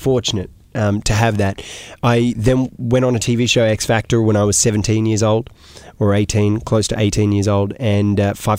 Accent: Australia; also born or lived in Iraq; Yes. Part of my life, I grew up in Australia.

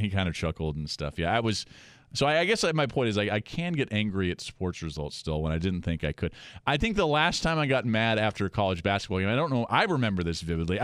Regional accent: Spokane, Washington, United States; moved away; also born or lived in Tacoma, Washington; I was born in Tacoma, but yeah, I grew up in Spokane

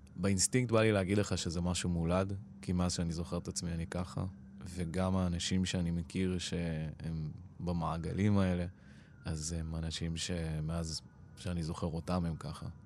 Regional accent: Israel; first language Persian; Hebrew is a second language; אימא שלי הייתה בת עשרים ושתיים כשהיא עלתה, כשהיא הייתה בת עשרים ושלוש אני נולדתי

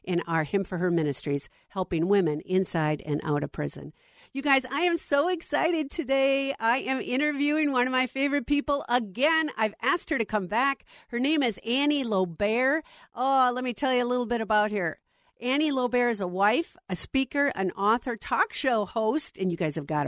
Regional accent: Minnesota, United States; I am now back in my home state of Minnesota

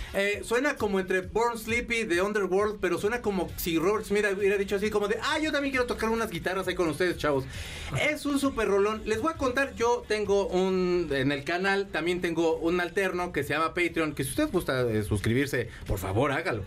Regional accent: León, Guanajuato, Mexico; Yo soy de León.

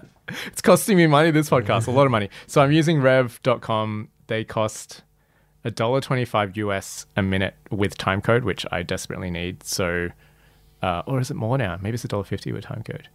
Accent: Australia; my experience growing up as Malaysian Chinese in Australia

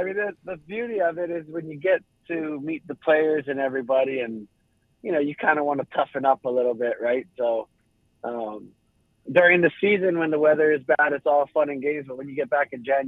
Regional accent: Hawaii, United States; when I was growing up in Hawaii.

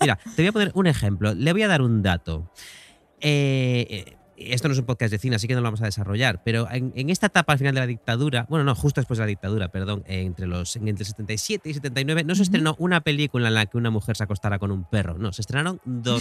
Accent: Spain; yo me siento muy español

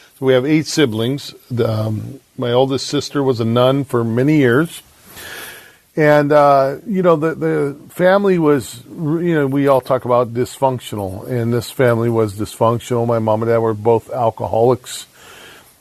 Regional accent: San Diego, California, United States; moved away as an adult; also born or lived in Vancouver, Washington; now in Longview, United States; I grew up in San Diego

